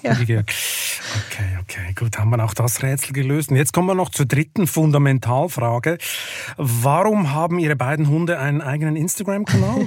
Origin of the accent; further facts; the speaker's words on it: Lucerne, Switzerland; ich bin ja in Luzern aufgewachsen am See